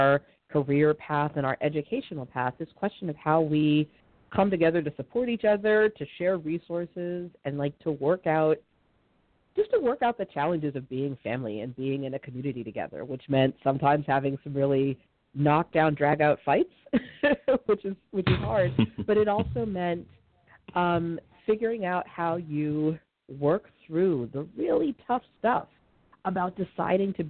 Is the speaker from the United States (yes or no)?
yes; Massachusetts, United States; now in Montgomery County, Maryland, United States; I was born up in Massachusetts